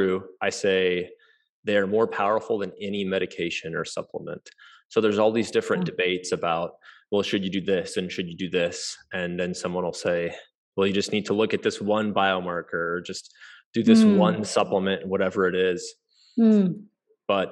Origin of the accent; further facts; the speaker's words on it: Kansas City, United States; I'm from Kansas City, and I'm a medical doctor.